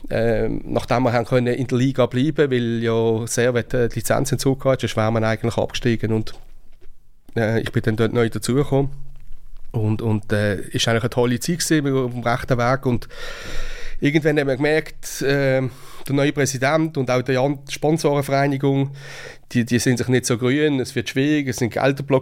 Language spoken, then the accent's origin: German; Basel, Basel-Stadt, Switzerland; ist nicht einfach zu verstehen als Basler